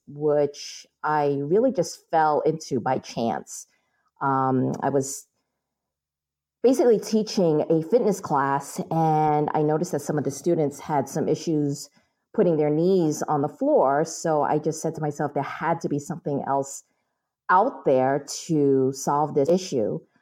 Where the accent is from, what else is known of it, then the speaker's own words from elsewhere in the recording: New York, United States; I was born and raised in New York